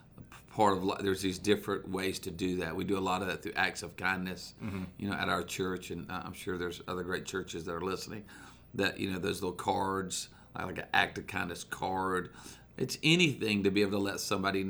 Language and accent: English; Myrtle Beach, South Carolina, United States; also born or lived in Charlotte, North Carolina; I was born in Charlotte, North Carolina, and then I grew up in Myrtle Beach, South Carolina. So I grew up at the beach